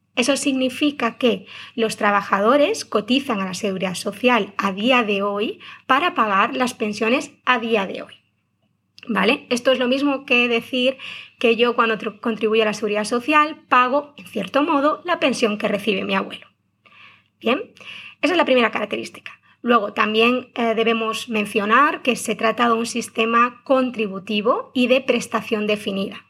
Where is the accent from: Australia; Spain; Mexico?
Spain; Galicia; Como buena gallega